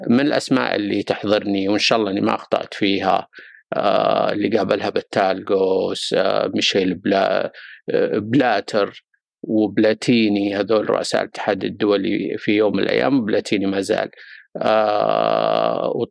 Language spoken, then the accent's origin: Arabic; Saudi Arabia; قضايا محليه تهمنا كسعوديين نتابع كره القدم السعوديه